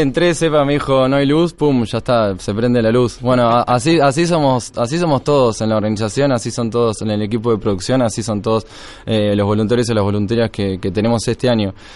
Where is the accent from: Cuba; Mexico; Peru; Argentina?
Argentina; Tres Arroyos, Buenos Aires Province; moved away as an adult; now in Tandil, Argentina; en realidad soy de Tres Arroyos, que queda 200 kilómetros, y me fui a ir a Tandil porque Tres Arroyos no, había ni universidad